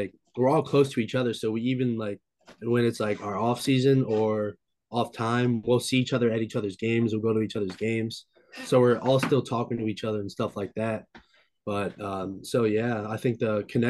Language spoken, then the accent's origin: English; North Olmsted, Ohio, United States; I attend St. Ignatius High School in Cleveland, Ohio, and I'm from North Olmsted, Ohio. I live in North Olmsted, Ohio